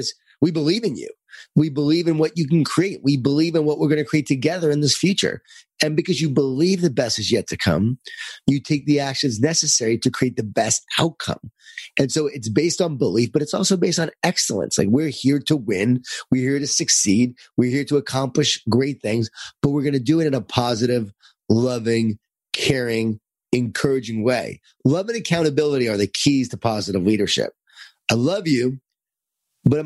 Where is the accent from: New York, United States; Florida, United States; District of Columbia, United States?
New York, United States; Lisle; born or raised there